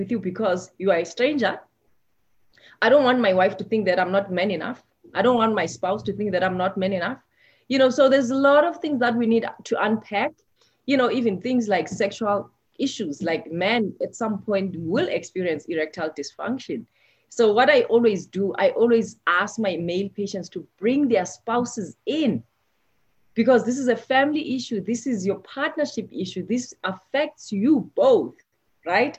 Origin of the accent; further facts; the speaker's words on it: South Africa; moved away as an adult; I come from South Africa, and looking back, I've practiced medicine more here than back home.